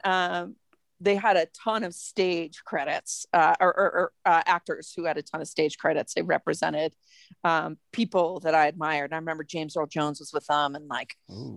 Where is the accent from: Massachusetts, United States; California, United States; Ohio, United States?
Massachusetts, United States; moved away as an adult; also born or lived in New York; now in Denver, United States; I grew up in Massachusetts